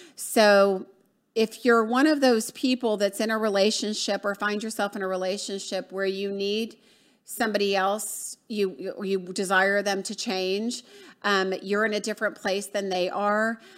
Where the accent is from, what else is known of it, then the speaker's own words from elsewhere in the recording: Atlanta, Georgia, United States; moved away; from, uh, Atlanta, Georgia, um, my hometown